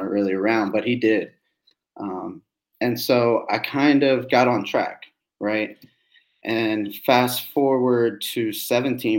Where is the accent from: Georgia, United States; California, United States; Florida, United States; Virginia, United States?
Virginia, United States; Annandale; also born or lived in Alexandria, Virginia; I grew up in Northern Virginia from Annandale, Virginia, and then / Alexandria.